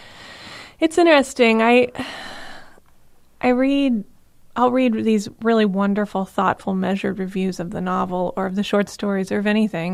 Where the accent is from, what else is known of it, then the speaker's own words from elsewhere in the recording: Tucson, Arizona, United States; accent: non-regional; moved away as an adult; also born or lived in Charlotte, North Carolina / Tempe, Arizona; I was born in Tucson, and I lived the first 7 years there. And then my dad, who worked at IBM, went from Tucson to Charlotte. We all went to North Carolina. We were there for 7 years and then back to Tucson